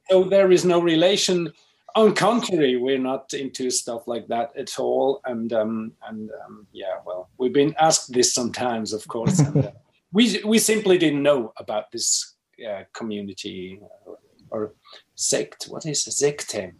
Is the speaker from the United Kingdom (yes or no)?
no; Switzerland; also born or lived in Finland; now in Basel, Switzerland; I'm Finnish, um, but I've grown up in Switzerland